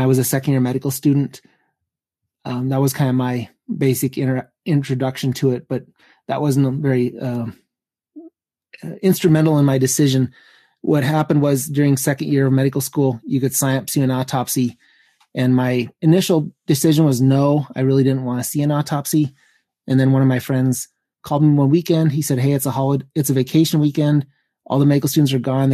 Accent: Montana, United States; moved away; I wanted to go back to Montana, and I knew that family medicine would probably be a good fit with my home state

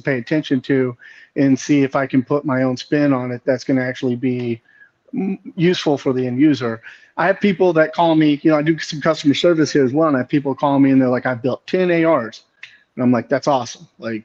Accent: Texas, United States; I grew up in Texas, born and raised Texas

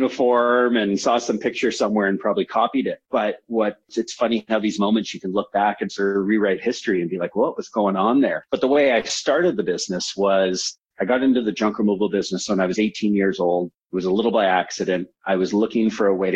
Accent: Vancouver, British Columbia, Canada; also born or lived in San Francisco, United States; I'm based in Vancouver, was born in San Francisco. So at a young age, I moved from the United States as an American. Became a Canadian

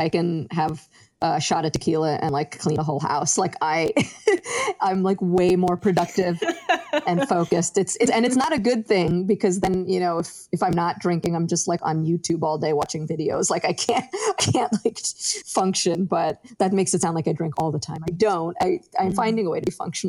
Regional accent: Westchester, New York, United States; also born or lived in Yonkers, New York; I grew up in Westchester. So I've been in New York for pretty much my whole life

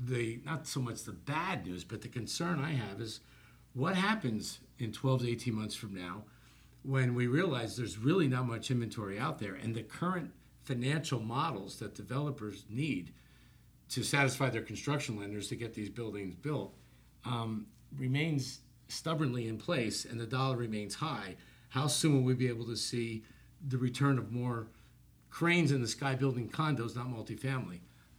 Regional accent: New Jersey, United States; now in Miami, United States; I grew up in New Jersey

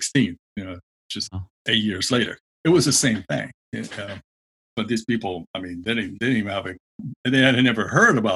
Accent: Puerto Rico; growing up in Puerto Rico

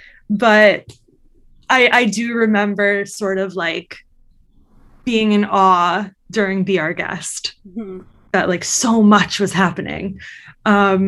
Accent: Long Island, New York, United States; I grew up on Long Island

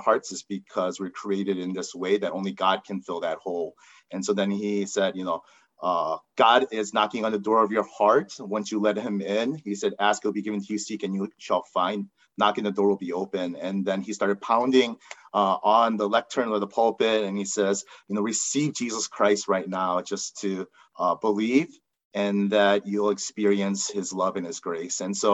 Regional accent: United States; I'm Korean American, and growing up just as an Asian American

